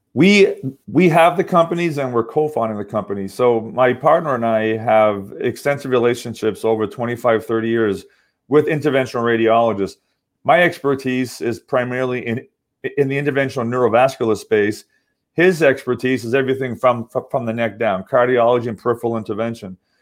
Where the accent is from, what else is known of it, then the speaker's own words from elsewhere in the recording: Massachusetts, United States; also born or lived in Southern California; now in Orange County, California, United States; I'm actually from Massachusetts, but I live in Southern California